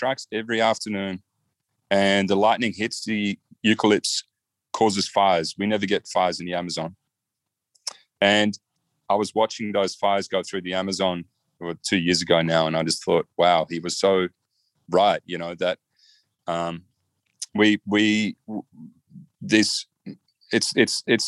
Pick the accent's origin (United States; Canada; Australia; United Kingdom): Australia; I'm from Australia.